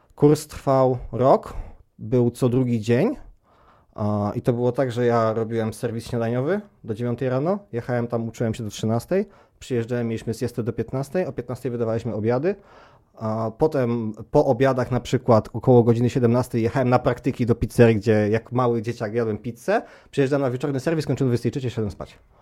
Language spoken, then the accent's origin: Polish; Palermo, Sicily, Italy; Ja wychowałem się w Palermo